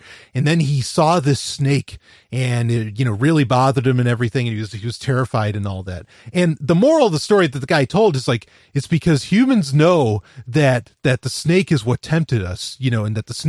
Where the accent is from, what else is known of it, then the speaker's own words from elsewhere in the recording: New York, United States; cause I, you know, I grew up in New York and there's garter snakes and everything.